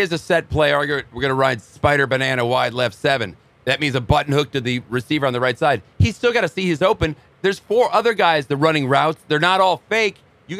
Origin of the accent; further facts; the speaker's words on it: Chicago, Illinois, United States; growing up in Chicago, I guess I'm a little biased.